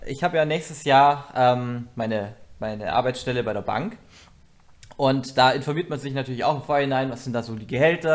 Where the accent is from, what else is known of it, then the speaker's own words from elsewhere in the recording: Bavaria, Germany; moved away; also born or lived in central/western Germany; unten bei uns in Bayern